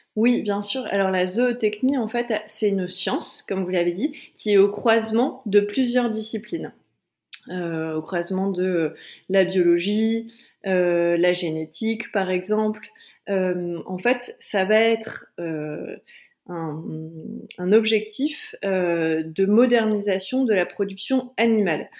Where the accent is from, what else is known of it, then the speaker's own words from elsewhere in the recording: Calais, Hauts-de-France, France; moi je viens de Calais